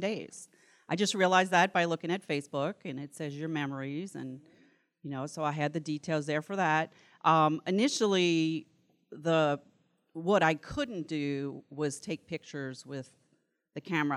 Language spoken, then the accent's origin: English; New Orleans, Louisiana, United States; accent: New Orleans; now in Vicksburg, United States; I am from Vicksburg, Mississippi, but originally from New Orleans, so this is a New Orleans accent, it's not a Mississippi accent.